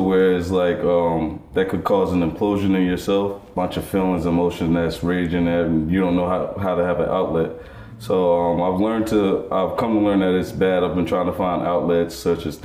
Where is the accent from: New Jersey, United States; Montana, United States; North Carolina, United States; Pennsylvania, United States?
New Jersey, United States; Irvington; also born or lived in Union, New Jersey; I grew up in the Union Township system of Union, New Jersey, which was would be considered suburbia